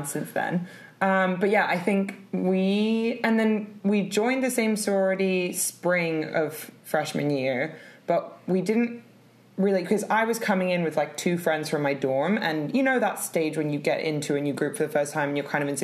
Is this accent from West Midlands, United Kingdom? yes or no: no; London, United Kingdom; also born or lived in California; I'm 28 years old, born in London, and currently live in London.